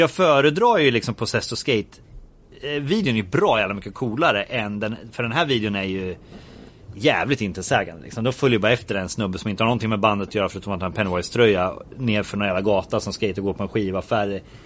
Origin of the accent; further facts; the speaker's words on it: Örebro, Örebro County, Sweden; man höll ju på att göra fanzine hemma i Örebro